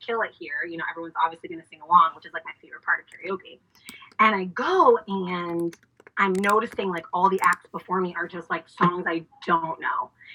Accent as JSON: {"language": "English", "town": "Boston", "region": "Massachusetts", "country": "United States", "moved": "yes", "lives_now": "Washington, D.C., United States", "said": "I am originally from Boston, Massachusetts"}